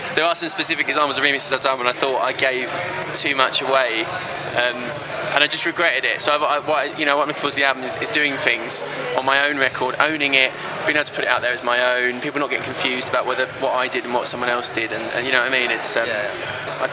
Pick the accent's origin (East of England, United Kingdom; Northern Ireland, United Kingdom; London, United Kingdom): East of England, United Kingdom; Essex; growing up in Essex